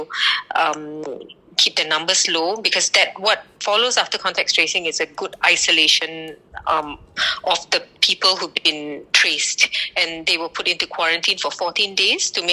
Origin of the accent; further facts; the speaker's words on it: Malaysia; also born or lived in United Kingdom / Dublin, Ireland; now in Singapore; So I am originally from Malaysia, but I studied in the UK and spent about 15 years there.